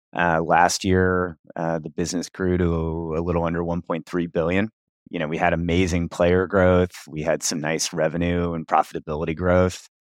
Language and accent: English; Cincinnati, Ohio, United States; I started playing D and D when I was around ten or eleven in Cincinnati, Ohio, my hometown.